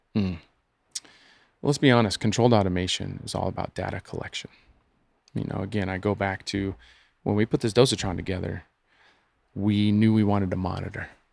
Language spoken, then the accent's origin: English; United States; I'm an American